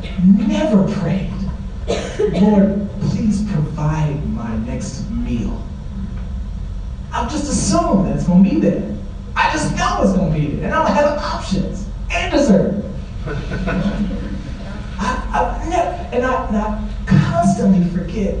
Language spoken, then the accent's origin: English; St. Louis, Missouri, United States; moved away; I'm from St. Louis, Missouri